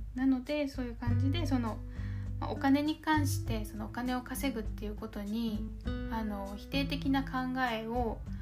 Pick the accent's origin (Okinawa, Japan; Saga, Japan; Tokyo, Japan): Okinawa, Japan; accent: 南国なまり (southern-island accent); 地元沖縄